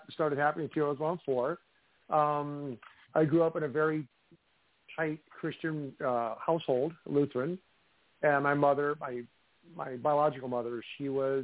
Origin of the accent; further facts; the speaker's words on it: Midwest, United States; Growing up in the Midwest, living in, you know, old homes